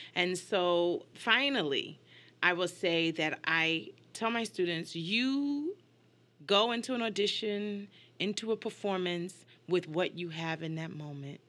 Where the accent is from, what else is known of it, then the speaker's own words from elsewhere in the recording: New York, United States; moved away as an adult; also born or lived in Hartford, Connecticut; now in Houston, United States; I grew up in New York and came up to the University of Hartford, stayed here for thirty years